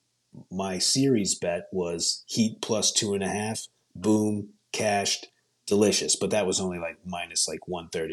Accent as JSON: {"language": "English", "region": "England", "country": "United Kingdom", "said": "I'm an English person"}